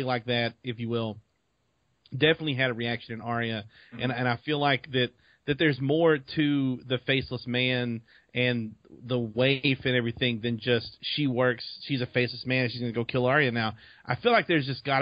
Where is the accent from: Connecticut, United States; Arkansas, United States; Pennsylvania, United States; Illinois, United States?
Arkansas, United States; I'm from Arkansas